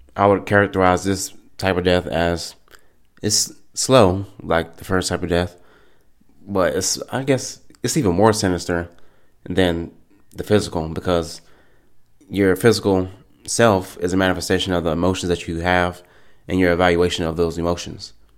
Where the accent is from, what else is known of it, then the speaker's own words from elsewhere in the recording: United States; I'm an American. I'm an American